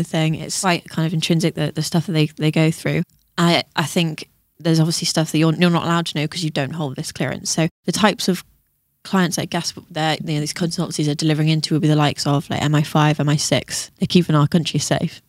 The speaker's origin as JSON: {"language": "English", "town": "Tenby", "region": "Wales", "country": "United Kingdom", "moved": "yes", "lives_now": "Bristol, United Kingdom", "said": "I'm actually Welsh"}